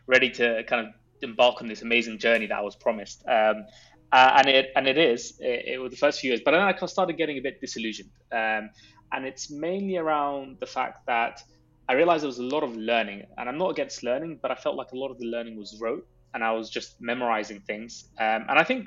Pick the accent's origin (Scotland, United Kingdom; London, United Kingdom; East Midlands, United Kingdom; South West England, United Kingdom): London, United Kingdom; I grew up in London